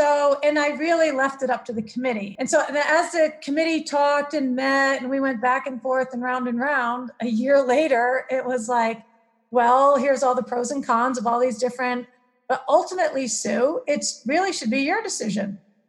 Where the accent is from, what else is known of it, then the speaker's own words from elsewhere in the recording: Maine, United States; I came from Maine to California, and Santa Cruz is a very unique place.